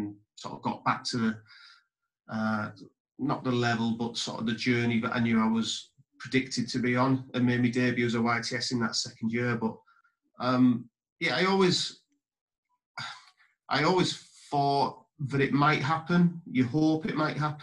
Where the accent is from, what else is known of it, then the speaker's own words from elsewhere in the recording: Redcar, North East England, United Kingdom; also born or lived in Marske-by-the-Sea; I was sort of born and brought up in the Middlesbrough area in a place called Mask and then Redcar.